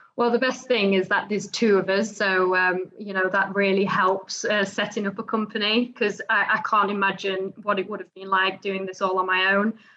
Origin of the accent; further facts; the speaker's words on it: Netherlands; also born or lived in Dubai; now in United Kingdom; I was born and raised in the Netherlands